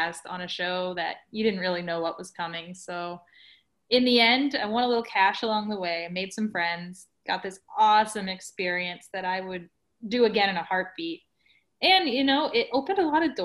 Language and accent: English; Baton Rouge, Louisiana, United States; Baton Rouge, where I was living at the time, my hometown